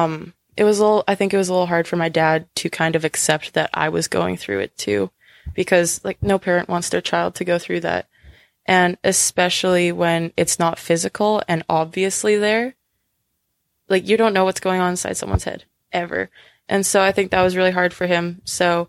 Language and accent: English; White City, Saskatchewan, Canada; also born or lived in Weyburn, Saskatchewan; I was born in Weyburn, Saskatchewan, which is a small town. And then we moved to White City.